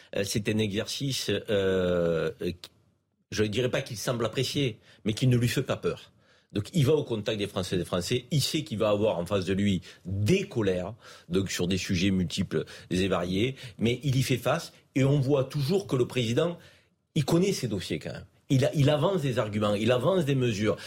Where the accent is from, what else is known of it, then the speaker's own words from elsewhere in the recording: Avignon, Provence-Alpes-Côte d'Azur, France; le Vaucluse, Avignon, moi c'est ma ville, hein. je suis né à Avignon, donc je connais bien